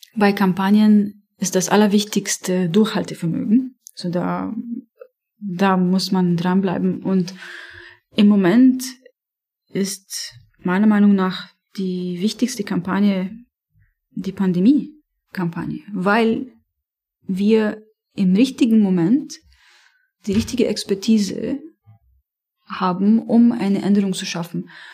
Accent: Beirut, Beirut Governorate, Lebanon; first language Arabic; German is a second language; moved away; ich komme aus Beirut, ich habe äh, äh, dort äh, studiert

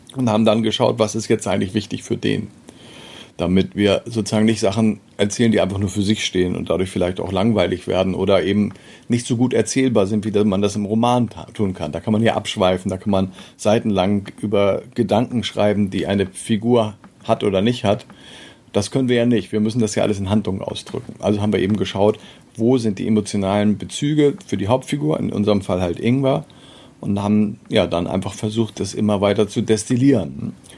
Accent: Meldorf, Schleswig-Holstein, Germany; also born or lived in Eckstedt; in meiner Zeit äh, als Jugendlicher in Meldorf

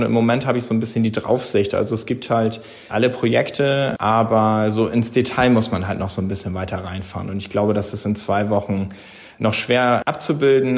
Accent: Brunsbüttel, Schleswig-Holstein, Germany; ich bin gebürtiger Brunsbüttler und bin verwurzelt mit dieser Region

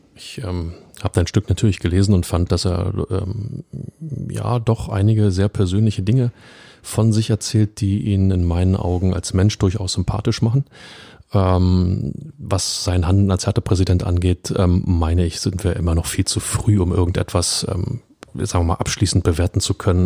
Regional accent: Berlin, Germany; als Berliner

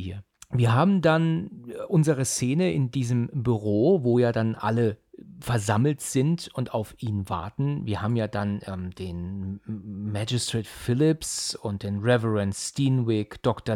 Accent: near Frankfurt, Hesse, Germany; Ich komme aus Hessen, ja. Ich bin ja aus der Nähe von Frankfurt

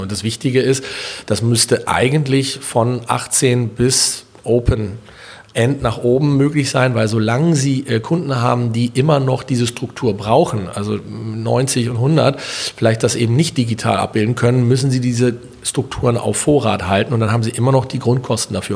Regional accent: Berlin, Germany; ich bin hier geboren und groß geworden und ich empfinde eine sehr enge Beziehung zu meiner Stadt

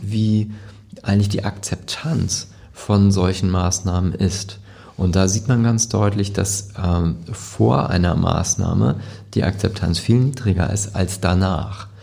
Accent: Hamburg, Germany; also born or lived in Lübeck; Ich bin hier geboren und mhm. das ist meine Heimatstadt und ich, ich liebe Hamburg

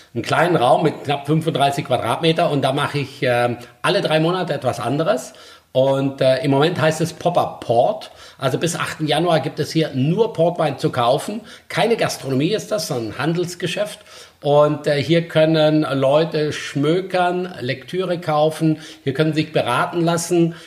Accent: Black Forest, Baden-Württemberg, Germany; Also ich bin im Schwarzwald aufgewachsen, im Ringhotel Johanniterbad die Lehre gemacht.

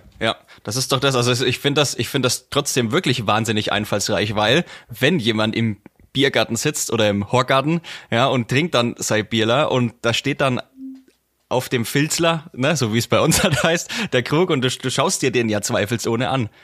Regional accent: near Bamberg, Bavaria, Germany; Ich bin ja aus der Nähe von Bamberg, ich liege ja direkt zwischen Bamberg und Forchheim

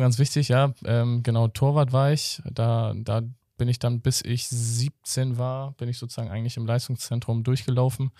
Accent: Hamburg, Germany; ich bin auch im Hamburger Osten so aufgewachsen

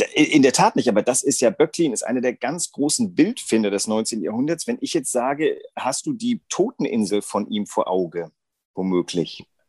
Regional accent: Germany; bei uns Deutschen

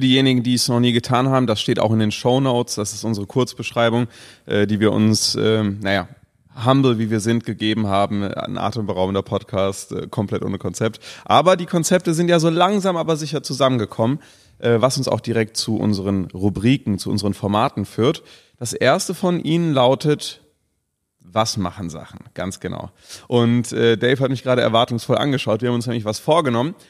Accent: Cologne, North Rhine-Westphalia, Germany; gerade als Kölner

